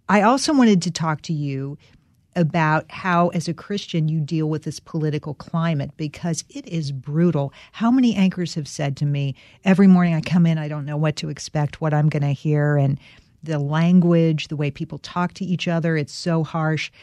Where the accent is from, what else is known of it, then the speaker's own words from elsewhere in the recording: North Carolina, United States; I'm from North Carolina.